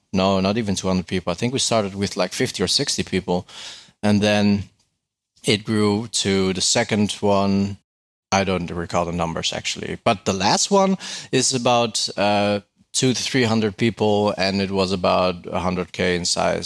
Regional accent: Netherlands; I'm from the Netherlands.

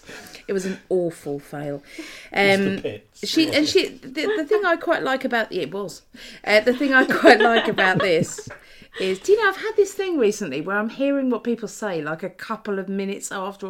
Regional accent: Norfolk, East of England, United Kingdom; I'm from Norfolk.

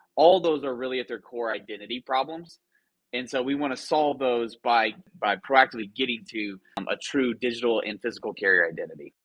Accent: Clinton, Oklahoma, United States; moved away as an adult; also born or lived in Waco, Texas / Dallas, Texas / New York; I grew up in a small town in western Oklahoma on I 40 called Clinton, Oklahoma, town about 6,000 people

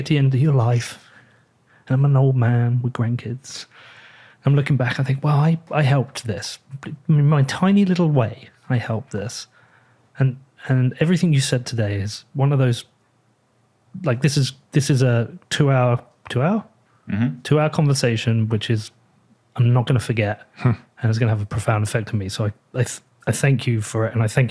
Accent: United Kingdom; I'm British

